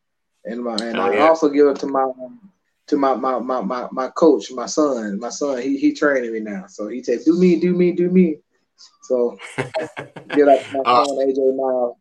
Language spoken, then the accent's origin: English; Birmingham, Alabama, United States; I'm from Birmingham.